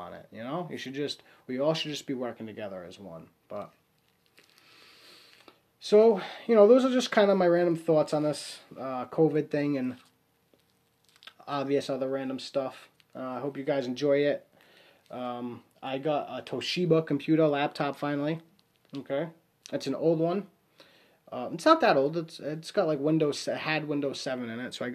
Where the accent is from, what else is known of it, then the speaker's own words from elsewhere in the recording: Warwick, Rhode Island, United States; I'm from Rhode Island, Warwick, Rhode Island